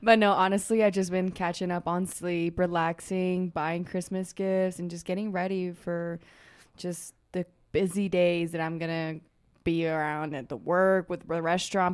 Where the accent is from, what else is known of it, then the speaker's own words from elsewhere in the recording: Germany; moved away as an adult; also born or lived in Costa Rica; now in Utah, United States; I was born in Costa Rica. That's where I was born. And then, um, at the age six, I left to Germany. So I was, I lived, like, in Germany for, like, fourteen years. I did elementary school, middle school, high school there